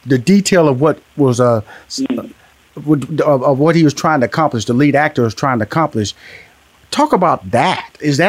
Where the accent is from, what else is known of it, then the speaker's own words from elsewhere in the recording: Houston, Texas, United States; I'm from Houston, Texas. I'm a Texas boy.